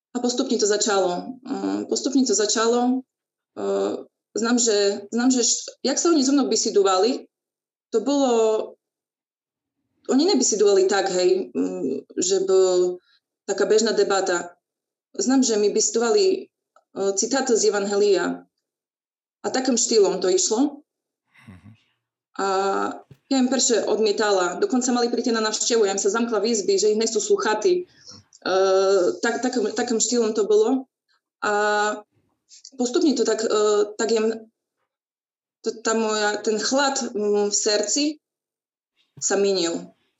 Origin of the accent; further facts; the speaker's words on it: Bardejov, Prešov Region, Slovakia; ja pochádzam z Bardiova. E, vlastne tam im sa aj narodila, vyrostala, chodila na základnú školu